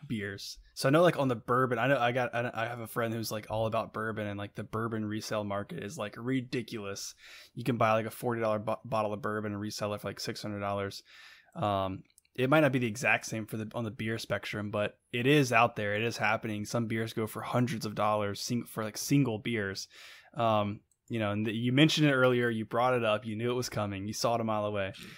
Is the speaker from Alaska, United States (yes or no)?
no; Buena Vista, Virginia, United States; I'm from Buena Vista